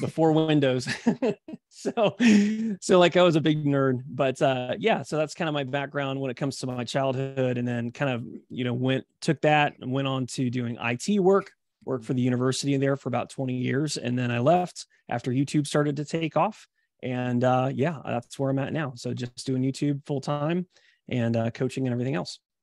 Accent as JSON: {"language": "English", "town": "Columbia", "region": "Missouri", "country": "United States", "tie": "born or raised there", "said": "I grew up in Columbia, Missouri, which is kind of in between Saint Louis and Kansas City"}